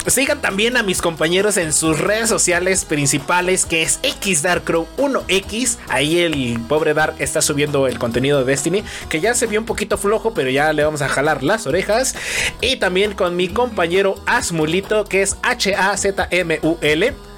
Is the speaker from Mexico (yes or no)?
yes; Mexico